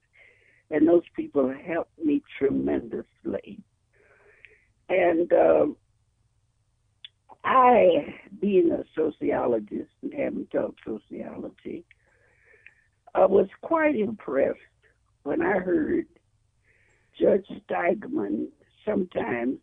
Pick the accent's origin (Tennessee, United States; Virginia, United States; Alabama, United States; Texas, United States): Tennessee, United States; South Fulton; moved away as an adult; now in Illinois, United States; I'm from South Fulton